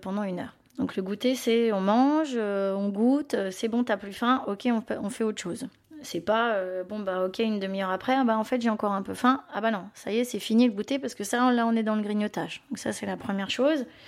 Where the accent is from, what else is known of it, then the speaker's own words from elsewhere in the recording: Belgium; Moi, je suis belge